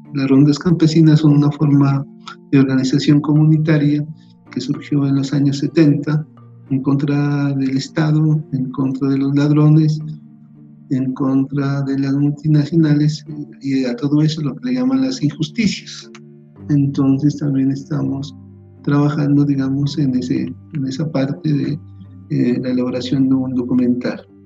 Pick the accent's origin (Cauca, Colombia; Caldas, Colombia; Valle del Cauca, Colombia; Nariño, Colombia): Nariño, Colombia; Aldana; moved away; also born or lived in Pasto / Popayán; soy de Nariño, soy de un pueblito que se llama Aldana, la frontera, es un pueblo fronterizo con el Ecuador.